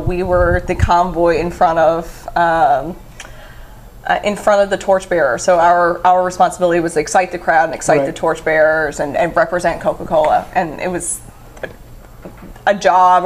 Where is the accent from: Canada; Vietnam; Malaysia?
Canada; St. Lawrence, Newfoundland and Labrador; also born or lived in St. John's, Newfoundland; I'm originally from St. Lawrence, Newfoundland, which is a small community just up the road, about 30 minutes. So I grew up on the Bjorn Peninsula.